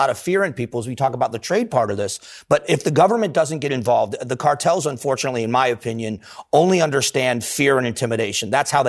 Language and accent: English; South Florida, United States; when I grew up in South Florida. So this was a time when I was a kid.